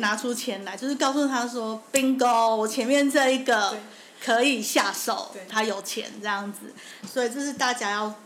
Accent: Taiwan; 我们台湾人出门会带好多钱

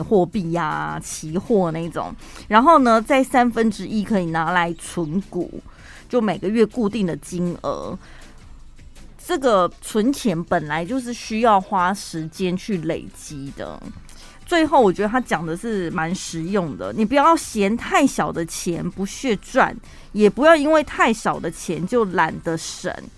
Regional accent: Taiwan; 我就是身为台湾人

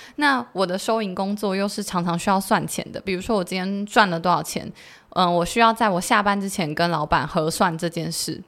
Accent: Taiwan; 我们台湾人

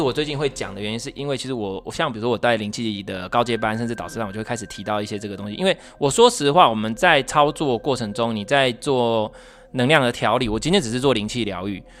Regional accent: Taiwan; 我们台湾是怎样去拜拜

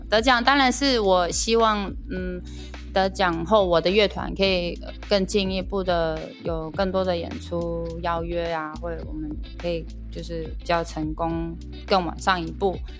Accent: Taiwan; first language Amis; 我们母语阿美族语

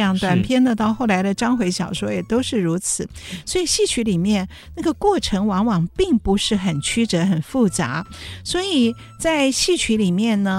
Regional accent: Hsinchu, Taiwan; 新竹人，我是新竹人

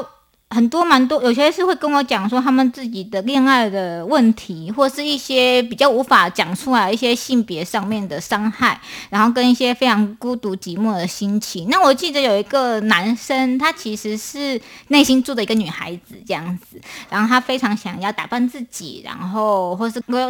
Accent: Taipei, Taiwan; now in Hualien, Taiwan; 呃，因为我是从台北搬到花莲的，那花莲其实。它是一个东方的小城，这样子，尤其是在那边念书

